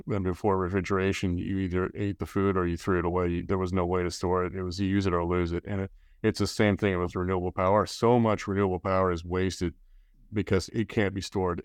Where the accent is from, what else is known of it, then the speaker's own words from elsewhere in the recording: Colorado, United States; now in California, United States; I'm from Colorado.